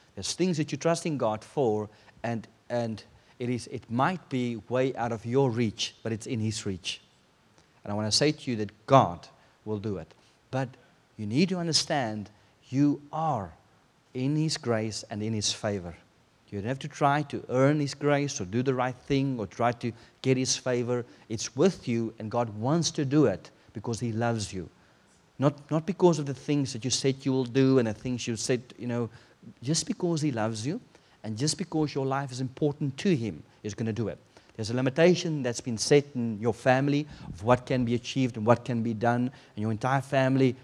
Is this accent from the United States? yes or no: no; South Africa; moved away; I come from South Africa